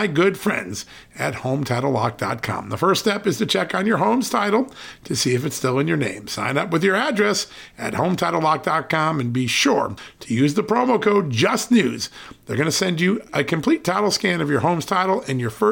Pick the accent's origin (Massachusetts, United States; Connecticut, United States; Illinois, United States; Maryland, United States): Connecticut, United States; now in Virginia, United States; In the state I grew up in, Connecticut